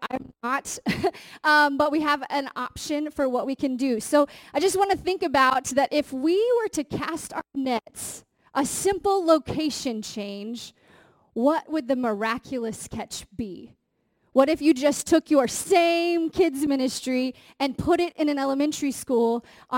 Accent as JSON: {"language": "English", "region": "Indiana", "country": "United States", "said": "I'm from Indiana"}